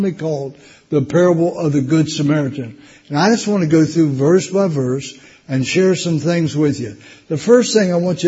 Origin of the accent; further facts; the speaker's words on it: West Virginia, United States; moved away; I was born and raised in West Virginia. That's a hillbilly state down in the States